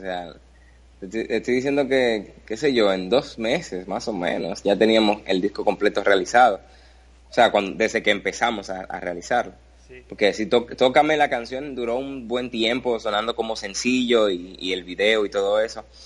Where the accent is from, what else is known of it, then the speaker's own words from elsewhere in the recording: Dominican Republic; aquí, en mi país, República Dominicana